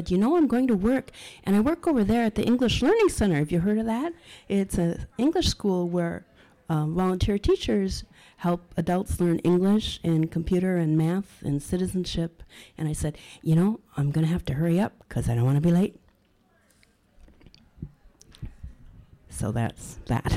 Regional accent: Minneapolis, Minnesota, United States; also born or lived in St. Paul; I was born in Minneapolis, and I live in St. Paul.

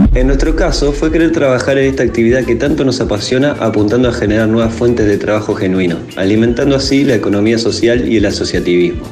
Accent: Buenos Aires, Argentina; moved away as an adult; now in Paraná, Argentina; nací en Buenos Aires

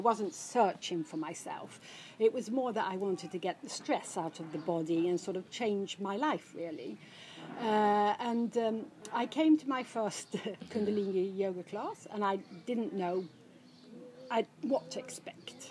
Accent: Stockholm, Stockholm County, Sweden; I, I, I, was brought up in Stockholm, or as a teenager, I was brought up in Stockholm

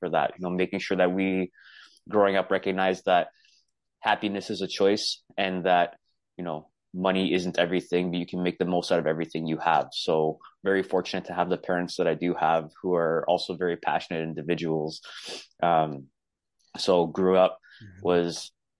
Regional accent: Toronto, Ontario, Canada; I'm from Toronto, Ontario, Canada. I grew up in an Italian household

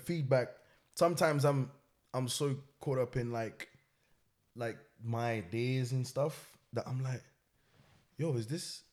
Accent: Portugal; moved away; also born or lived in Angola / Cape Verde; I was born in Portugal, that's where I'm from

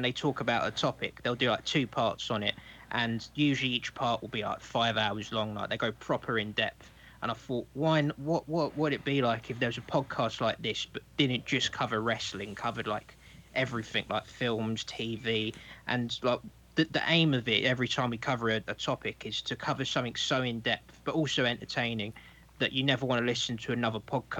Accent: London, United Kingdom; I'm from London.

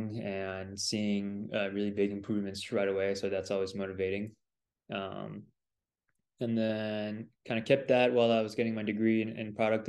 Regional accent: Silicon Valley, California, United States; also born or lived in south of France; that's where I was born. And we moved to the US kind of in the late 90s. I was around 6 years old for my dad's work at the time. He's an engineer, and it's kind of started the tech boom back in the Silicon Valley. So we all moved out there. Grew up in a very much French household

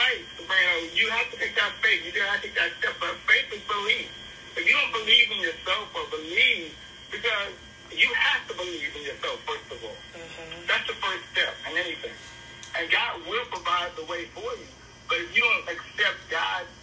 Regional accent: New Jersey, United States; moved away as an adult; also born or lived in Tennessee; now in Charlotte, United States; I'm from New Jersey.

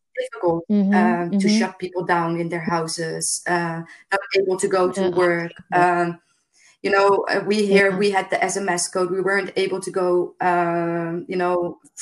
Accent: Rotterdam, South Holland, Netherlands; moved away as an adult; now in Lefkada, Greece; I'm from the big city. I'm from Rotterdam. It's the big port in Holland.

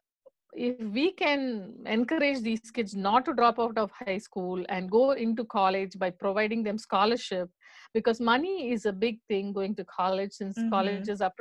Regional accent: India; moved away; we are from India. So for us, our most emphasis is on education

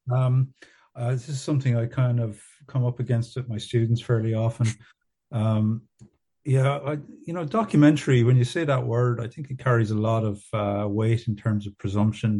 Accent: Ballyduff, Munster, Ireland; moved away as an adult; also born or lived in Canada / Dublin; I grew up in North Kerry in a, a small kind of farming community uh, near Ballybunion, a town called Ballyduff or a village called Ballyduff.

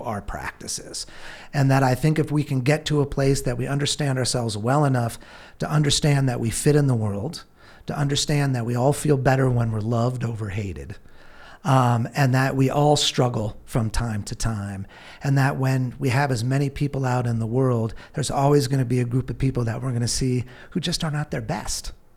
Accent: California, United States; I grew up in California

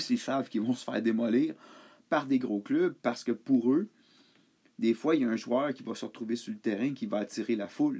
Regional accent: Montreal, Quebec, Canada; j'ai grandi à Montréal

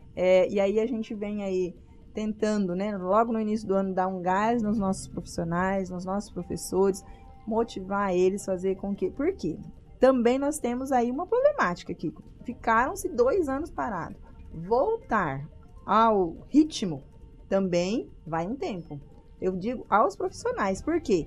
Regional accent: Paraná, Brazil; now in Sinop, Brazil; sou do Paraná

